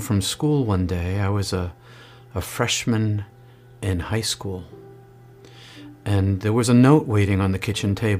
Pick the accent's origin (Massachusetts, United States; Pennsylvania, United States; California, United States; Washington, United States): Massachusetts, United States; Marlborough; I grew up outside of Boston, Massachusetts, in a city called Marlborough